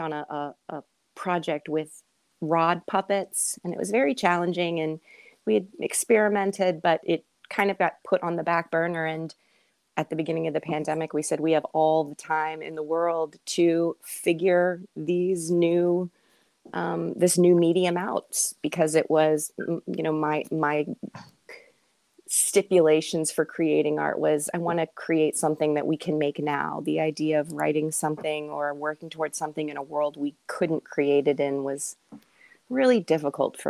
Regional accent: Richmond, Virginia, United States; also born or lived in Winchester, Virginia; I'm from Richmond originally

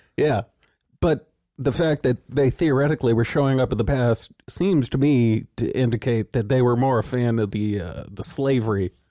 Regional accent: California, United States; we are born and raised in California

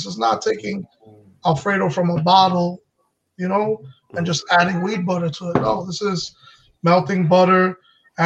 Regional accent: New York, United States; moved away as an adult; now in New Jersey, United States; I grew up in the Heights, but I'm in Jersey now

